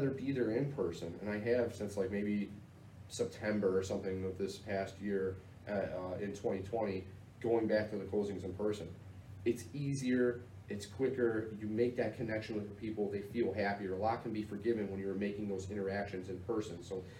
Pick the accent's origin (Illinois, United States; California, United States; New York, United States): Illinois, United States; Chicago; I'm from the South Side